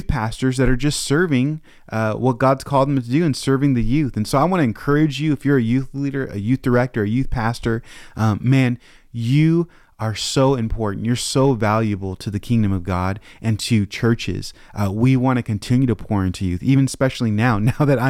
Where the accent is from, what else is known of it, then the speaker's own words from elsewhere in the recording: Tacoma, Washington, United States; I grew up in Calvary Chapel of Tacoma, which was a smaller church